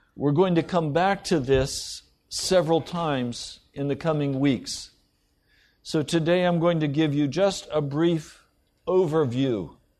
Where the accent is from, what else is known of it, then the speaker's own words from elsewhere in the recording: United States; I'm an American